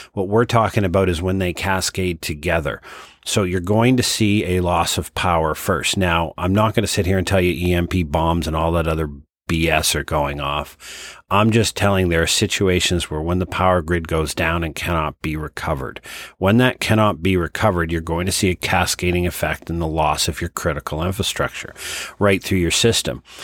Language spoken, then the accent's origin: English; Halifax, Nova Scotia, Canada; the city of Halifax, my hometown